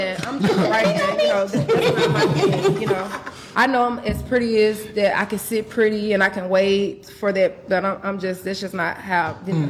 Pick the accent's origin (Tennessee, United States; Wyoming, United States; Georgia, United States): Tennessee, United States; Memphis; I'm from Memphis.